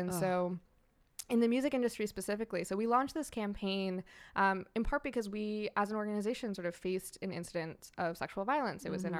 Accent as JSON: {"language": "English", "region": "New Hampshire", "country": "United States", "moved": "as an adult", "lives_now": "Long Beach, United States", "said": "I'm from New Hampshire originally and made the westward migration earlier this year."}